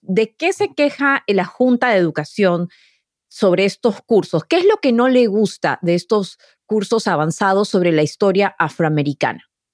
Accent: Lima, Peru; moved away; yo crecí en Lima

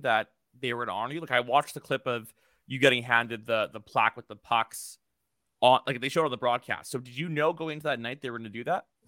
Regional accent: Canada; I'm from Canada

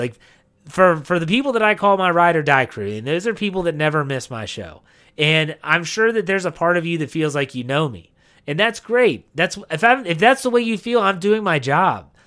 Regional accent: Wheeling, West Virginia, United States; I grew up in Wheeling, West Virginia

